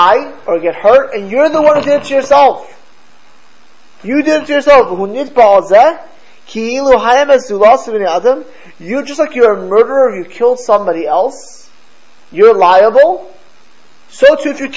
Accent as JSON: {"language": "English", "region": "Florida", "country": "United States", "tie": "born or raised there", "said": "I grew up in Florida"}